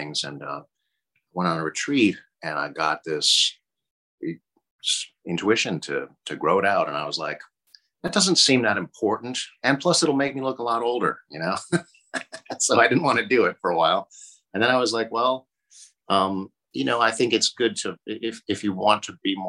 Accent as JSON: {"language": "English", "town": "Boston", "region": "Massachusetts", "country": "United States", "tie": "born or raised there", "moved": "yes", "lives_now": "California, United States", "said": "I grew up on the East Coast. I grew up in Boston"}